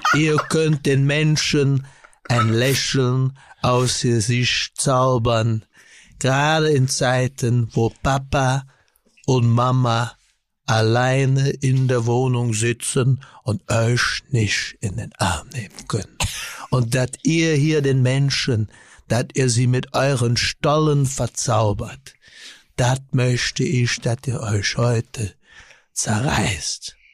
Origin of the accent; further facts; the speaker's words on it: Germany; als, als Deutscher